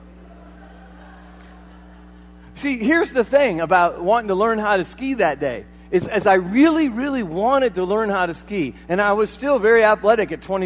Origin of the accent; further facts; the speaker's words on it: Marion, Iowa, United States; moved away as an adult; also born or lived in Colorado; I'm from Marion, Iowa